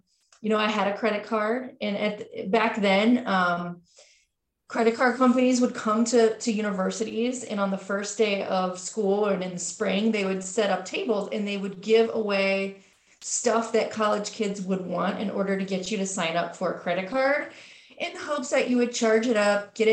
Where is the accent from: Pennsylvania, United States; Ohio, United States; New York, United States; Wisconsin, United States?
Ohio, United States; Cincinnati; now in Columbus, United States; I grew up in Cincinnati, Ohio